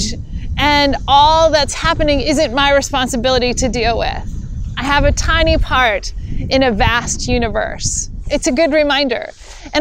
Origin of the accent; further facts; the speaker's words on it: Hyannis, Massachusetts, United States; moved away as an adult; now in Minneapolis, United States; come back to my hometown to celebrate turning 50